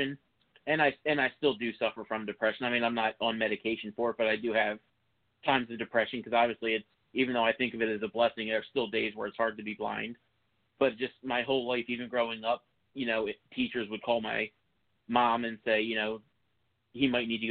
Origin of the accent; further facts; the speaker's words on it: Philadelphia suburbs, Montgomery County, Pennsylvania, United States; I grew up in the Philadelphia suburbs in Montgomery County.